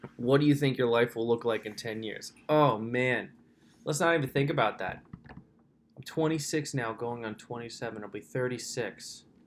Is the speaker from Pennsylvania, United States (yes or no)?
yes; Lampeter, Pennsylvania, United States; I grew up in Lancaster, Pennsylvania, specifically Lampeter, PA